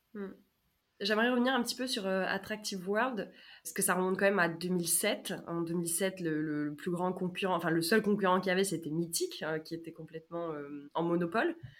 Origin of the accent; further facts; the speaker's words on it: France; en tant que Français